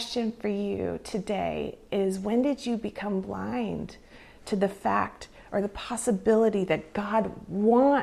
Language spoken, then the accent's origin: English; California, United States; moved away as an adult; also born or lived in Canada; growing up in California